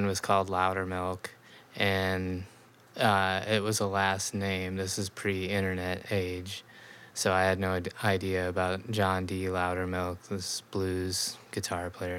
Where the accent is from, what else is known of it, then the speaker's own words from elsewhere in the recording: Tri-Cities, Washington, United States; moved away as an adult; also born or lived in Los Angeles; now in Seattle, United States; I had moved from Los Angeles back to my hometown in Tri-Cities